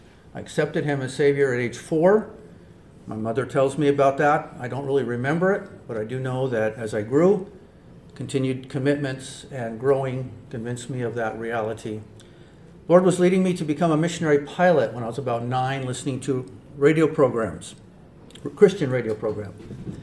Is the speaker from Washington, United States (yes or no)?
yes; Spokane, Washington, United States; moved away as an adult; now in Iquitos, Peru; I was born and raised in Spokane, Washington